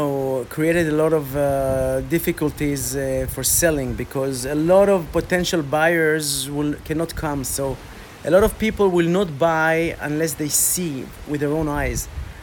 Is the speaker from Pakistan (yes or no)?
no; Côte d’Ivoire; I grew up in Africa, 10 years of my childhood in Ivory Coast, Côte d'Ivoire. In a French-speaking...